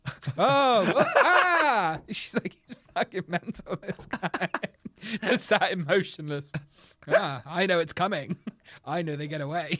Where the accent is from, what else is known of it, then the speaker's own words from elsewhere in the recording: United Kingdom; we're British